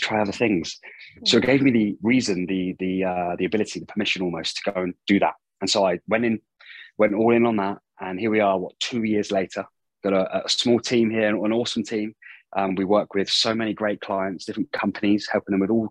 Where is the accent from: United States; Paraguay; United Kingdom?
United Kingdom; moved away as an adult; also born or lived in Auckland, New Zealand; starting at a gym in my hometown in the UK